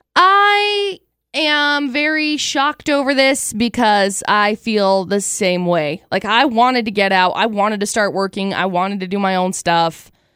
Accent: Box Elder County, Utah, United States; So I grew up in Box Elder County

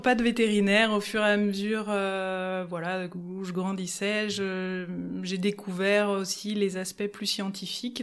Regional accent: Lyon, Auvergne-Rhône-Alpes, France; also born or lived in Valence; now in Grenoble, France; j'ai commencé par grandir sur Lyon et puis j'ai passé euh, une bonne partie de mon enfance euh, à Valence euh, avant de revenir sur Lyon

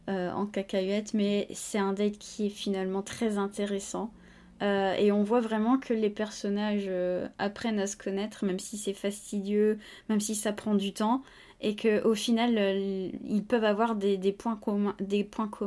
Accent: France; Alors quand on est français, on n'y croit pas une seule seconde

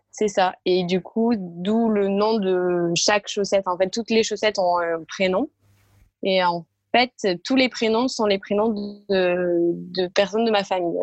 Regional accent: a small village near Castres, Tarn, Occitania, France; moved away as an adult; now in Paris, France; je suis originaire du sud de la France, euh, dans un petit village du côté de Castres, qui est dans le Tarn

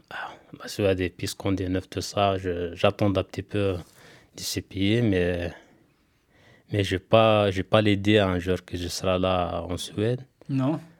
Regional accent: Algeria; une entreprise en France, euh, de chez nous en Algérie.

